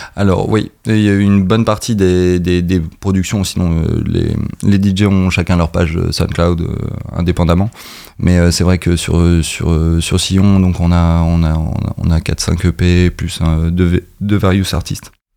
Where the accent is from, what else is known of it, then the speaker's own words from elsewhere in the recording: Caen, Normandy, France; on est beaucoup de Caen